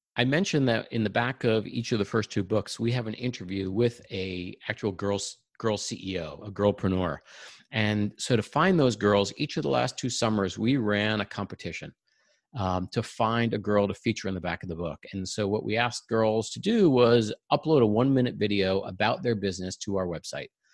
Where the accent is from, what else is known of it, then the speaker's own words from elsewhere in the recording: Long Island, New York, United States; moved away as an adult; now in Silicon Valley, United States; I grew up in New York, uh, on Long Island, and we're now living in Silicon Valley